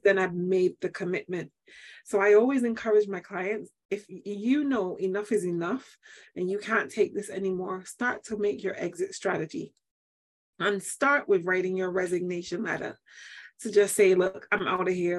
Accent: Manchester, North West England, United Kingdom; now in Barbados; I am from Manchester, UK. I Yay. was born and bred

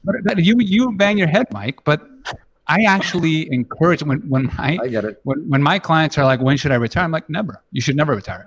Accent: Peru; moved away; I was born and raised in Peru

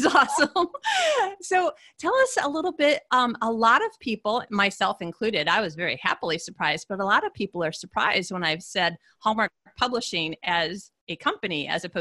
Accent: Midwest, United States; also born or lived in Scottsdale, Arizona / Phoenix, Arizona; I'm a Midwesterner born and bred

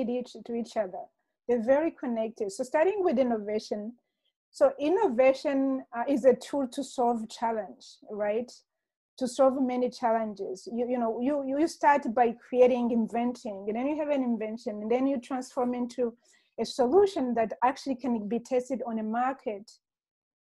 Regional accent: Rwanda; moved away; also born or lived in Kenya / Democratic Republic of the Congo / Senegal / United States; I was born and raised in Rwanda.

